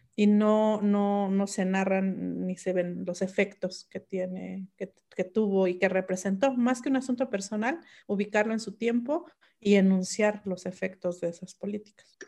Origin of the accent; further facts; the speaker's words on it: Mixe region, Oaxaca, Mexico; first language Mixe; Spanish is a second language; mi lengua materna el mije